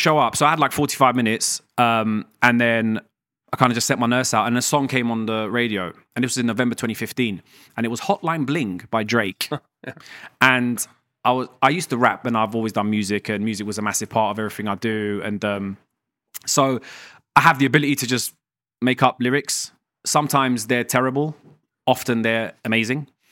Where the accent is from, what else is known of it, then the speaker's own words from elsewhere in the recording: London, United Kingdom; also born or lived in Iran; I was raised in London, right? So South London, and I wanted to stay in London